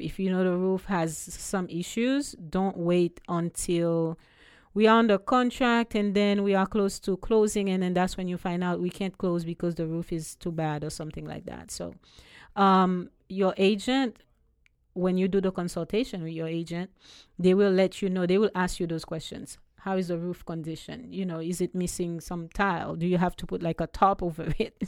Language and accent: English; Haiti; accent: Haitian; also born or lived in U.S. Virgin Islands; now in Ocala, United States; I was born in Haiti, born and raised, and then I moved to the U S Virgin Islands years ago.